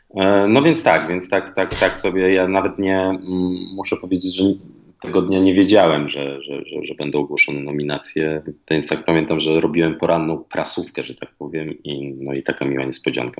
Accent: Warsaw, Masovian Voivodeship, Poland; moved away as an adult; also born or lived in Fuerteventura; jednak wychowałem się w Warszawie, mieszkałem w Warszawie, to jest moje naturalne środowisko

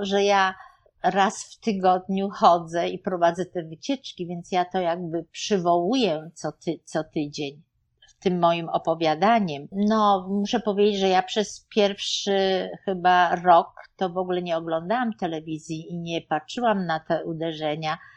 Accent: Poland; moved away as an adult; also born or lived in Germany; now in New York, United States; wyjechaliśmy z Polski w 1987 roku ale byliśmy dwa lata w Niemczech

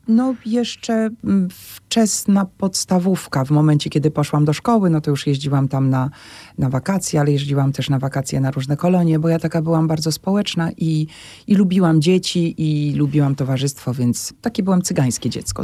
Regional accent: Warsaw, Masovian Voivodeship, Poland; tu się wychowywałam na e, Solcu, na Kruczkowskiego

